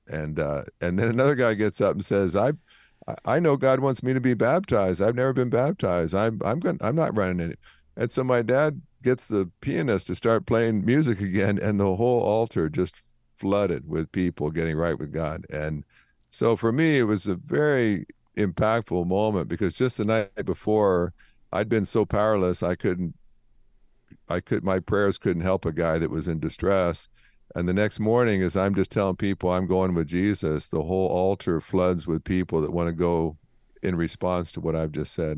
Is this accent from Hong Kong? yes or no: no; Canada; I grew up in Canada